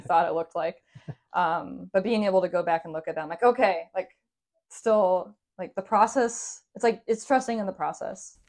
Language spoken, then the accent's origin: English; Seattle, Washington, United States; I was born and raised in Seattle, native Seattleite